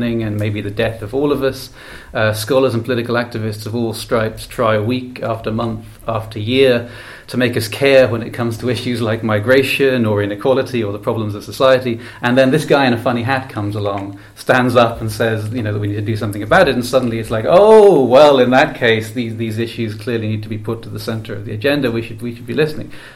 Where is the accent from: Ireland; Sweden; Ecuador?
Ireland; I come from Ireland, a country with no shortage, as you may have heard, of Catholicism in its history